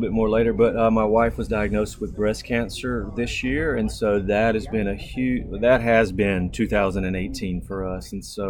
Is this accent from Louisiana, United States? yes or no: yes; Jena, Louisiana, United States; also born or lived in Alexandria, Louisiana / Bossier City, Louisiana; I was born in Alexandria, Louisiana, raised in Gina, Louisiana, on the river in the bayous in LaSalle Parish.